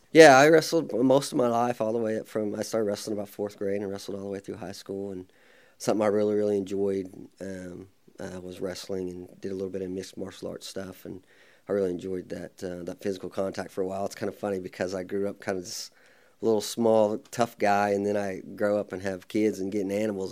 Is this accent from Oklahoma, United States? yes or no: yes; Midwest City, Oklahoma, United States; I was born in Oklahoma City, then we moved to Midwest City when I was probably two or three years old and been, uh, stayed there for the most time.